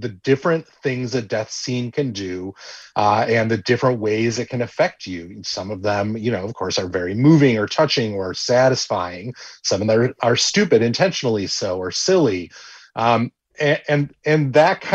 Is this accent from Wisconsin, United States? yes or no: yes; Wisconsin, United States; a kid growing up in Wisconsin